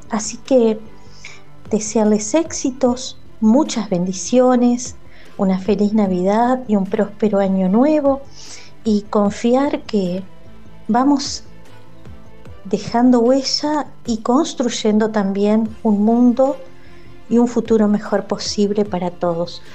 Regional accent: Tucumán, Argentina; accent: tonada; de Tucumán

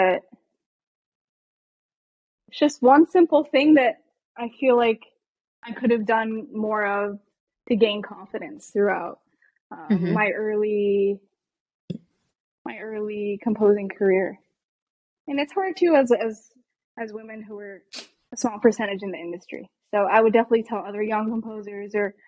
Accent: East Coast, United States; moved away; I'm from the East Coast

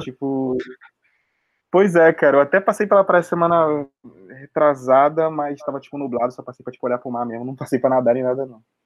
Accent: Baixada Fluminense, Rio de Janeiro, Brazil; moved away as an adult; now in Rio de Janeiro, Brazil; também sou da Baixada também

